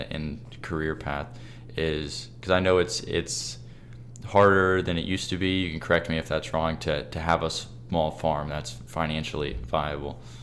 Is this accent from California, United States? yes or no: no; Kentucky, United States; I'm from Kentucky